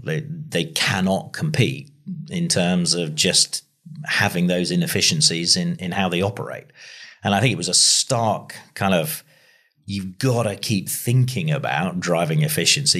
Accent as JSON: {"language": "English", "area": "between Ringwood and Christchurch", "region": "South West England", "country": "United Kingdom", "tie": "born or raised there", "said": "I grew up on a farm halfway between Ringwood and Christchurch, so this area."}